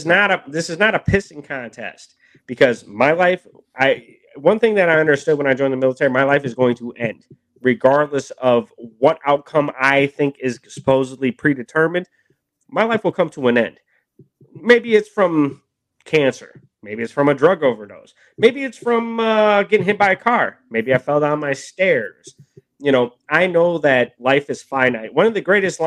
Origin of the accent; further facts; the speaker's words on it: Milwaukee, Wisconsin, United States; I grew up in Milwaukee